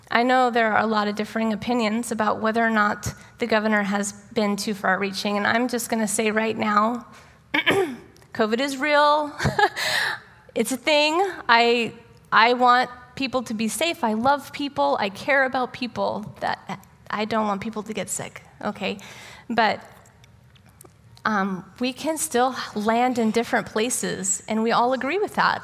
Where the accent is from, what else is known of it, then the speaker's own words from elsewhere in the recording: United States; as an American citizen